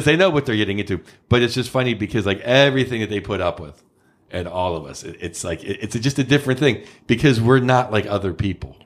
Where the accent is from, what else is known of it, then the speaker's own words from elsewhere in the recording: Pittsburgh, Pennsylvania, United States; now in San Francisco, United States; Pittsburgh, obviously my hometown